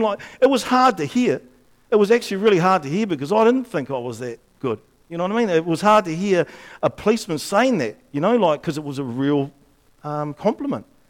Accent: Upper Hutt, Wellington, New Zealand; when I grew up in Upper Hutt

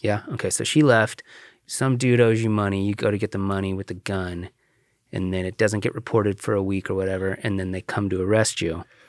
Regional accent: The Dalles, Oregon, United States; I grew up in the Dalles

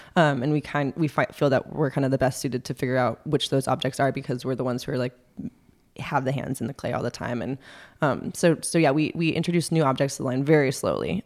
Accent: Los Angeles, California, United States; moved away as an adult; also born or lived in Berkeley, California / New York; I grew up in Los Angeles.

